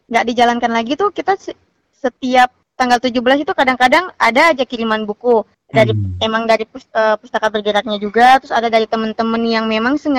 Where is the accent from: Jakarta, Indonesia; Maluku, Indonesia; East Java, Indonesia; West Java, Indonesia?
Maluku, Indonesia; Tulehu; Kebetulan yang sangat saya sayangkan itu di desa saya sendiri yang Tulehu itu memang nggak ada sama sekali program-program dari pihak desa